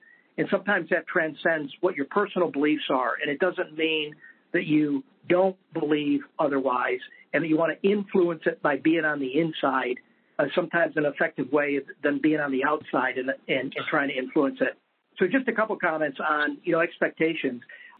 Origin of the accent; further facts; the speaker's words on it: Roswell, New Mexico, United States; born there; I was born in New Mexico, a little tiny place that most folks never heard of, or maybe they've heard of, Roswell.